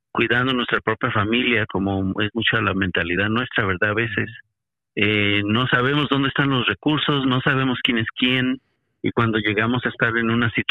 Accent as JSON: {"language": "Spanish", "country": "Mexico", "moved": "yes", "lives_now": "United States", "said": "yo salí de México porque estaba buscando un poco de espacio personal para reevaluar revaluar la vida y revaluar metas y demás. Y llegué aquí a Estados Unidos"}